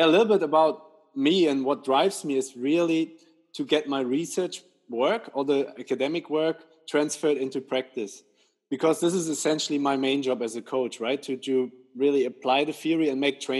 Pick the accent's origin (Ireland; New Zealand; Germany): Germany; moved away as an adult; now in England; I'm originally from Germany